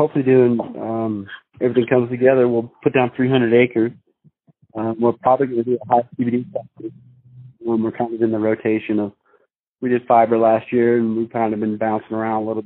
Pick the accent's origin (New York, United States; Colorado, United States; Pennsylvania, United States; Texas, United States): Colorado, United States; I grew up in Colorado